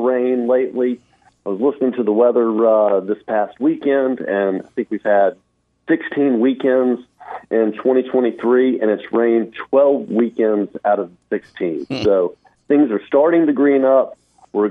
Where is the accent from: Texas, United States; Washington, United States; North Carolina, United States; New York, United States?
North Carolina, United States; Winston-Salem; also born or lived in Augusta, Georgia; I'm from Winston-Salem, North Carolina